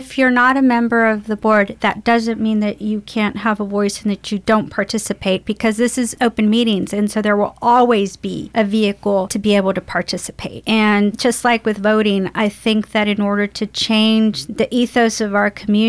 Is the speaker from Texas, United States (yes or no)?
yes; Baytown, Texas, United States; I'm a product of this community. I was raised in Worcester and, you know, I'm a product of the Goose Creek school system.